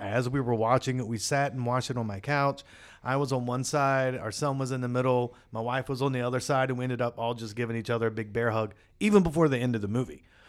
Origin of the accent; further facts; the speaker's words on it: West Virginia, United States; I grew up in West Virginia.